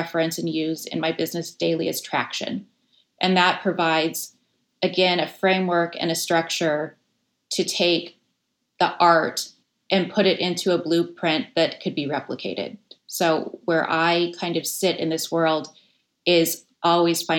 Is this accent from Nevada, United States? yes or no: yes; Las Vegas, Nevada, United States; now in San Francisco, United States; I grew up in Las Vegas during the late 70s, 80s, and 90s